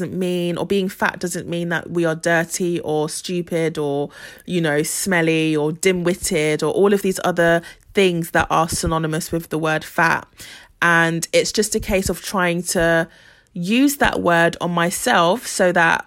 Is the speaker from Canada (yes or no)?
no; Ghana; I'm from Ghana